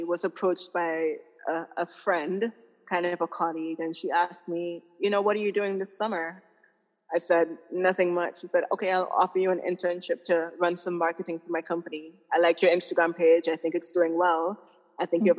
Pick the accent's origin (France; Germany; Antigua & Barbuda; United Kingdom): Antigua & Barbuda; now in Tortola, British Virgin Islands; I'm originally from Antigua, but I'm currently living in the British Virgin Islands